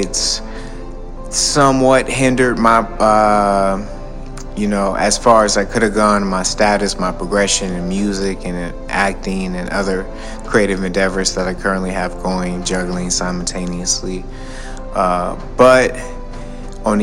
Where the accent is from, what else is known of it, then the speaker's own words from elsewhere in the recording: Detroit, Michigan, United States; also born or lived in Atlanta / California / Arizona; now in New York, United States; being born and raised in Detroit